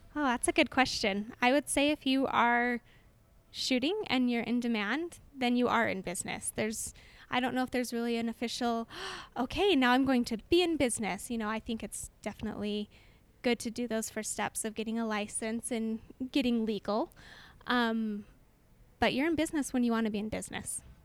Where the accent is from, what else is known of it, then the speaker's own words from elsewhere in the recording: Orem, Utah, United States; I am from Orem, which is just next door neighbors to Provo and born and raised in Orem